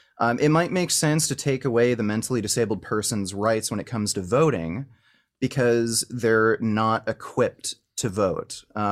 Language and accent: English; Canada; I'm from Canada.